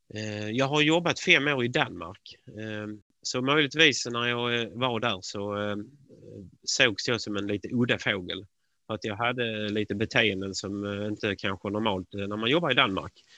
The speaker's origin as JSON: {"language": "Swedish", "country": "Sweden", "said": "man som svensk"}